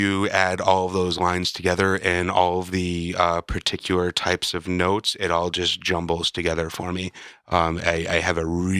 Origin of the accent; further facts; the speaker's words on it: Chicago, Illinois, United States; I'm from Chicago